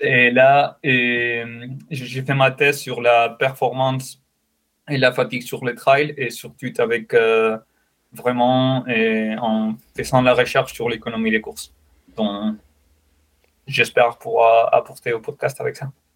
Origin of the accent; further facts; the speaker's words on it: Spain; French is a second language; moved away as an adult; also born or lived in Saint-Etienne, France; now in France; je suis espagnol